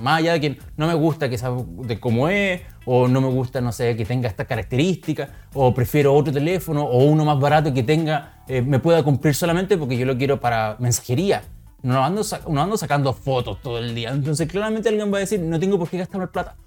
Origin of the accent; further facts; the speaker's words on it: Chile; somos todos chilenos